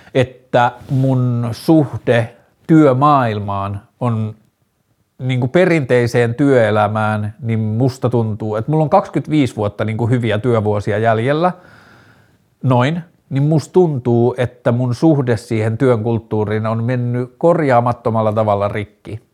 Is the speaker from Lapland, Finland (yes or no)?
yes; Tornio, Lapland, Finland; mä oon lapsena, kun mä oon kasvanut Torniossa